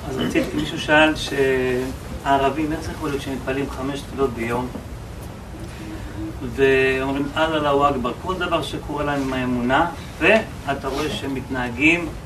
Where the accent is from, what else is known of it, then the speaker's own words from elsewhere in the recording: Ashdod, Southern District, Israel; אנחנו גדלנו באותו, באותו שכונה באשדוד